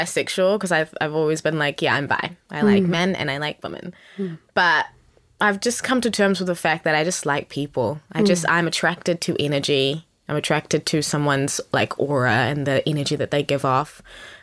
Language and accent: English; Wellington, New Zealand; also born or lived in South Africa; now in Auckland, New Zealand; I am originally from South Africa. Both my parents are South African. And I moved to New Zealand when I was 8 years old, so a very long time ago. Mm. And I lived in Wellington, so I'm technically from Wellington